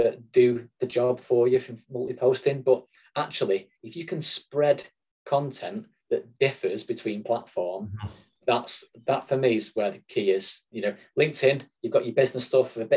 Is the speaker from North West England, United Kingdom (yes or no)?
yes; Manchester, North West England, United Kingdom; accent: Mancunian; you probably guess my accent, I'm a Mancunian.